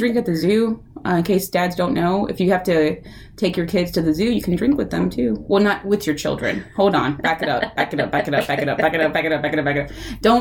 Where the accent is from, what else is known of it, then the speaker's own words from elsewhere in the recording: Texas, United States; first language Spanish; English is a second language; I'm from Texas, y'all